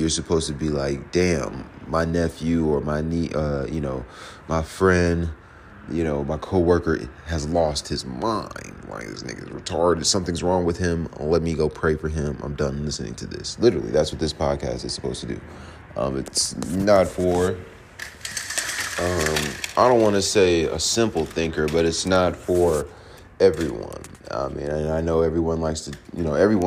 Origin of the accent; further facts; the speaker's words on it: Virginia, United States; also born or lived in Georgia; now in Atlanta, United States; I'm from Virginia